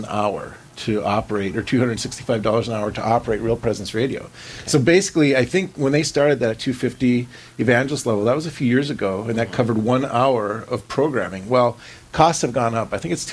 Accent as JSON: {"language": "English", "region": "North Dakota", "country": "United States", "tie": "born or raised there", "said": "those of us who are natives, North Dakotans"}